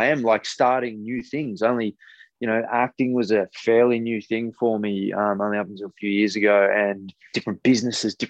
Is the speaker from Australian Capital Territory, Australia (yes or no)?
no; Newcastle, New South Wales, Australia; I grew up in Newcastle